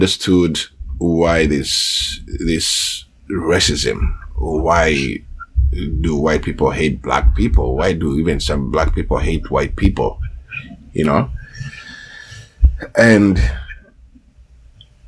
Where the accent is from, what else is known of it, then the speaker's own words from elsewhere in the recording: Uganda; also born or lived in Rwanda; now in Vancouver, Canada; in Uganda, in my childhood, I went through 4 civil wars